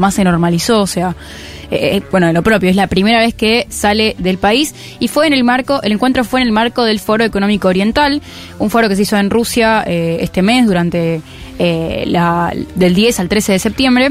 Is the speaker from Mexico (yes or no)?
no; Argentina; Y yo soy argentina